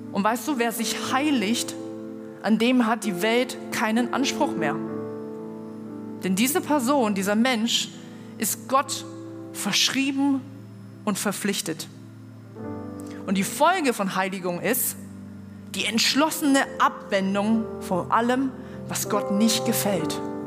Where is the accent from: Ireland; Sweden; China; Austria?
China; now in Germany; ich komme aus China